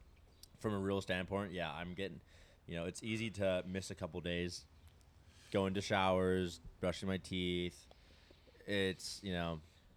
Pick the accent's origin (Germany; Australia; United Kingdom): United Kingdom; England; now in San Diego, United States; I grew up in England, right?